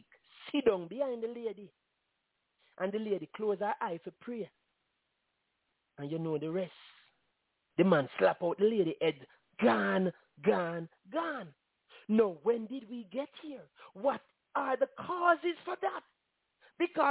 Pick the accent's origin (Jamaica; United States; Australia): Jamaica; As Jamaican